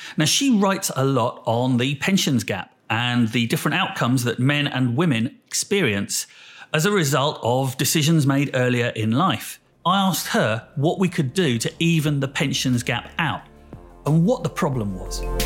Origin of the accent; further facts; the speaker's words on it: United Kingdom; we're British as well